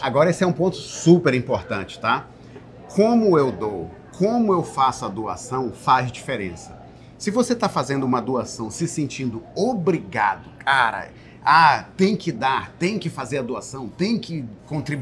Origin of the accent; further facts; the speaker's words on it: Belém, Pará, Brazil; moved away as an adult; now in United States; eu sou de Belém do Pará, mas moro nos Estados Unidos há mais de 20 anos